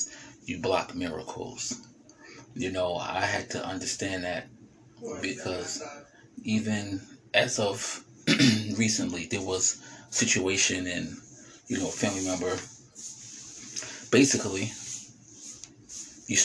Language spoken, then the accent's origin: English; New Jersey, United States; I am from Jersey